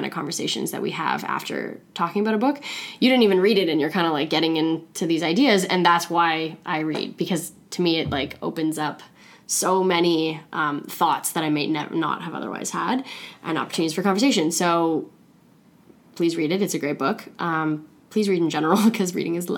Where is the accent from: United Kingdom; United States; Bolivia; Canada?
Canada; Toronto, Ontario; also born or lived in Thunder Bay; the areas I grew up in Toronto